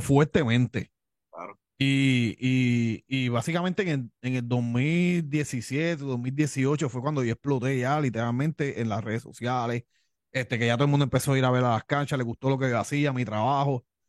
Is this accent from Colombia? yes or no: no; Levittown, Puerto Rico; accent: Cuban; also born or lived in Miami, Florida; vengo de padres cubanos, nací en Miami, pero me crié aquí en la isla de Puerto Rico